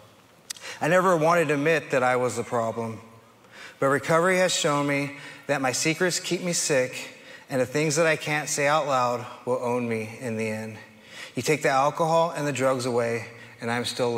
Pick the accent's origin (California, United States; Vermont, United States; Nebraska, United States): California, United States; Hayward; I was born in Hayward, California, to a loving mother who was forced to raise me on her own